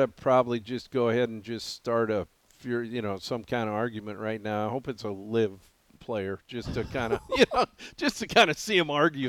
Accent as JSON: {"language": "English", "area": "an hour from Quinn's Hot Springs", "region": "Montana", "country": "United States", "tie": "born or raised there", "moved": "yes", "said": "it derails an hour from my hometown and an hour from my lake cabin. It's about right there in the middle, right by Quinn Hot Springs."}